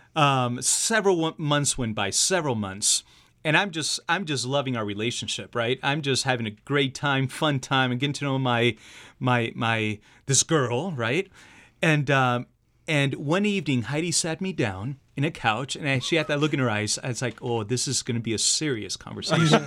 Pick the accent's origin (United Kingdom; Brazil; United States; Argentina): Argentina; moved away; I'm from Argentina myself